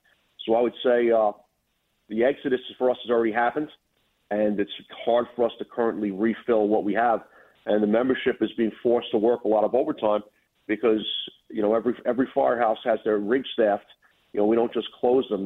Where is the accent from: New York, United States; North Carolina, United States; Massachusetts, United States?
New York, United States; New York City; moved away as an adult; now in Rockland County, United States; I was born and raised in Brooklyn. About 10 years ago, I moved upstate to Rockland County